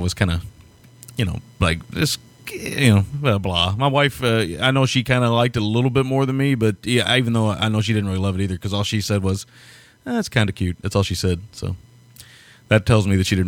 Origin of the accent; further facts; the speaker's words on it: the South, United States; As a Southerner